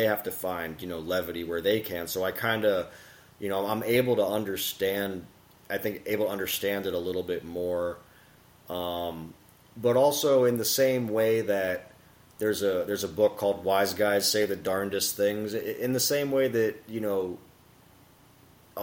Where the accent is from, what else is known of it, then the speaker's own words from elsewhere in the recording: Miami, Florida, United States; my brother and I grew up in South Florida, Miami